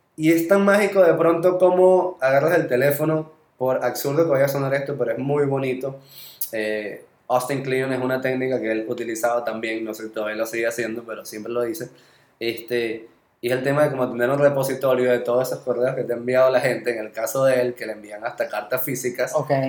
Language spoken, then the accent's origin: Spanish; Venezuela; accent: Venezuelan; moved away; estando todavía en Venezuela